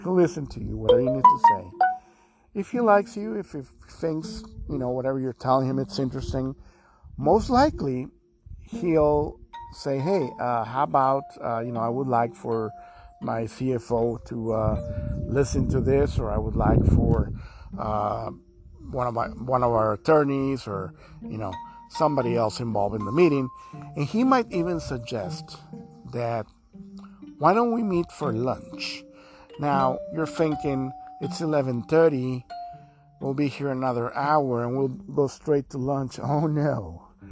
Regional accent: Houston, Texas, United States; now in Mexico; I'm from Houston, Texas.

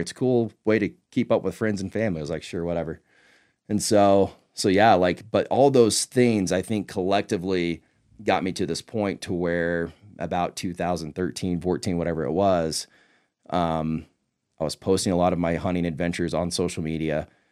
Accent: Northeast Texas, United States; I grew up in Northeast Texas

